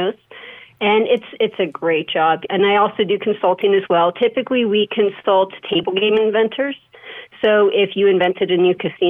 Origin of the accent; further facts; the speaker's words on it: Las Vegas, Nevada, United States; I was born and raised in Las Vegas, been there for 40 years.